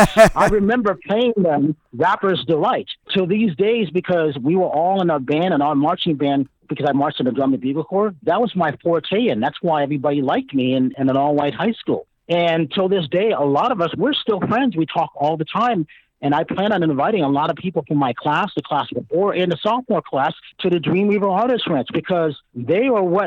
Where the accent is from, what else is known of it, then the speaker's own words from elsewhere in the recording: East Lyme, Connecticut, United States; moved away; I grew up in Connecticut, you know, East Lyme, Connecticut, where Lyme disease came from, of a town of 7,000. There was only 3 black families, if you can imagine that.